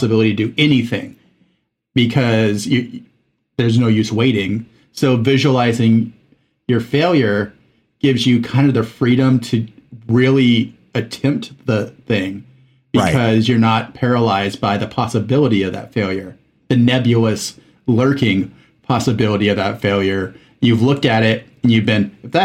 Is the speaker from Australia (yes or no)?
no; Mexico; moved away as an adult; I was in Mexico from age 8 to 19